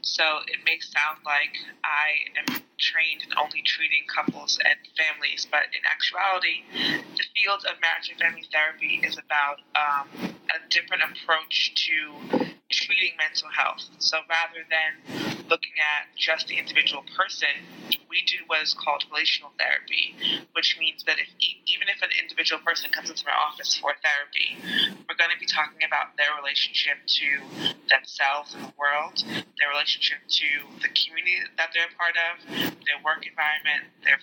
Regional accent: New York City, New York, United States; also born or lived in Staten Island, New York / Jamaica (ancestry); I'm originally from Brooklyn, New York

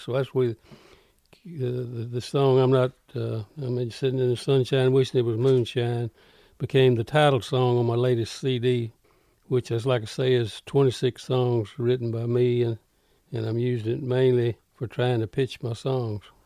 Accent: Carrollton, Mississippi, United States; now in Greenwood, United States; Born and raised in Carroll County

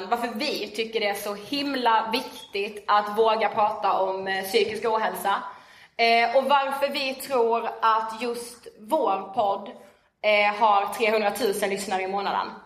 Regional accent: Karlshamn, Blekinge, Sweden; now in Stockholm, Sweden; eh, och är 23 eh, år och född och uppvuxen i Karlshamn i Blekinge.

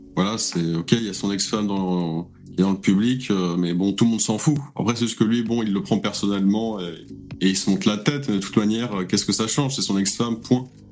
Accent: France; je suis né en France, mais bon, d'origine immigrée

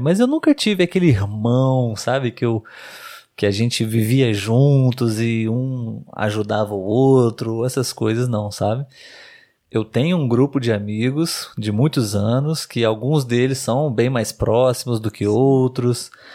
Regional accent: Brazil; Nós somos brasileiros.

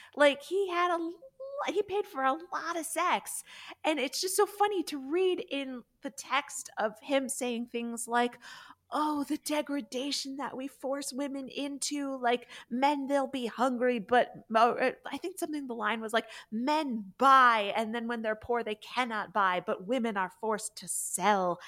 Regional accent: the North, United States; I grew up in the North and also Catholic

